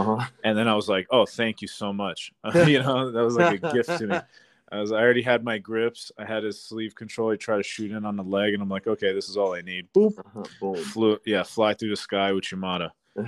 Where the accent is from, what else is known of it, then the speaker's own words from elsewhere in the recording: United States; Born and raised in America.